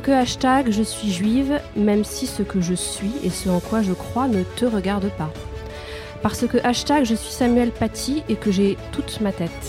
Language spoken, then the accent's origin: French; Corsica, France; Parce que je suis corse et que je porte cet héritage et noblesse d'âme et de cœur dont il me faut être à la hauteur.